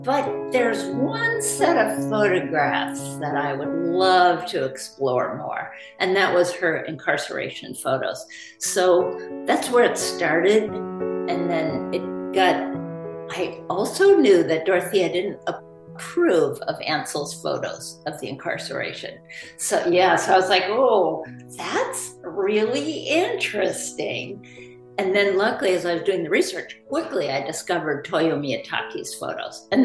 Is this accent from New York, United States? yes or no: no; Berkeley, California, United States; we lived on the south side of Berkeley. So as we children were growing up